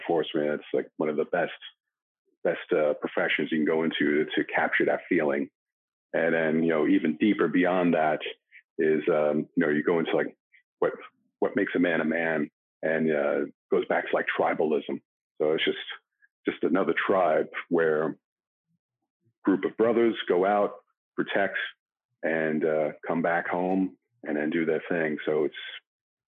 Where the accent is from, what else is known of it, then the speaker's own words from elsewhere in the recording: New York City, New York, United States; moved away as an adult; now in Los Angeles, United States; growing up in New York City in, you know, 70s, 80s, and 90s